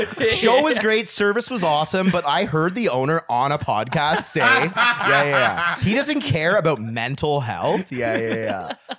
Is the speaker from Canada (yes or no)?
yes; Metcalfe, Ontario, Canada; now in Ottawa, Canada; I grew up in Metcalf and I thought that we were like a super hillbilly town